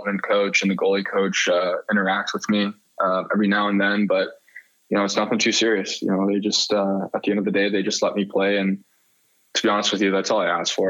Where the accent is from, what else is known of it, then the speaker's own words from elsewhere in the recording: Mississauga, Ontario, Canada; moved away; someone I grew up with back in Mississauga